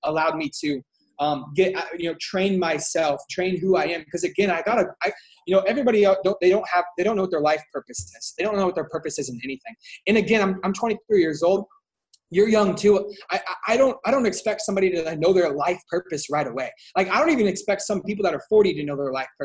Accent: Washington, United States; I'm from Washington State.

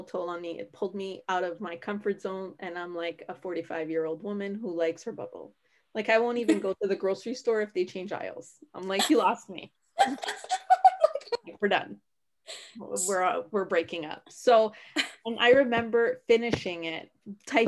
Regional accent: Canada; I'm Canadian

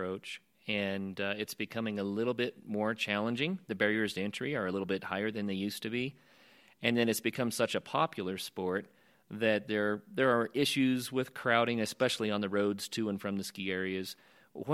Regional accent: Oklahoma, United States; now in Colorado, United States; I grew up in Oklahoma

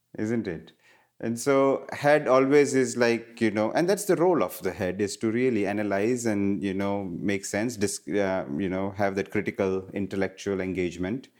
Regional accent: India; moved away; growing up in India, I was surrounded by Ayurveda

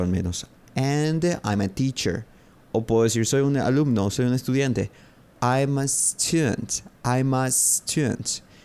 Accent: Paraguay; Soy de Paraguay. I'm from Paraguay.

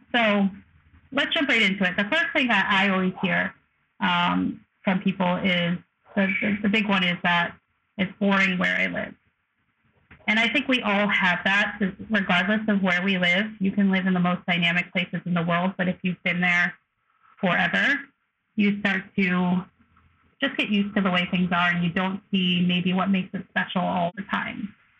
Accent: New York, United States; I'm from the Northeast. I'm from New York. I'm from a very I think specific type of upbringing

